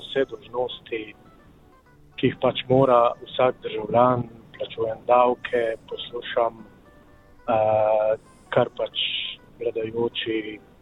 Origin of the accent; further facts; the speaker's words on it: Slovenia; moji starši so rojeni v Srbiji, okay. rojen v Sloveniji